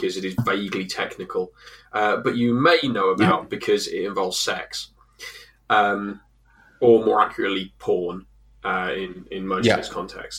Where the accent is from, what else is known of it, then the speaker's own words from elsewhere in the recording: England, United Kingdom; we're also English